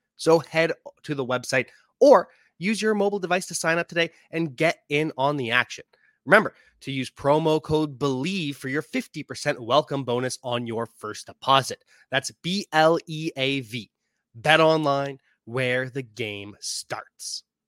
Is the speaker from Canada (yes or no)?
yes; Canada; also born or lived in Ontario; I am Canadian. I live in Ontario